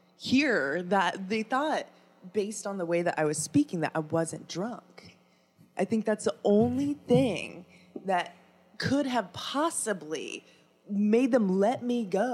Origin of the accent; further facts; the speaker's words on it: Iowa, United States; born there; I was born in the great state of Iowa.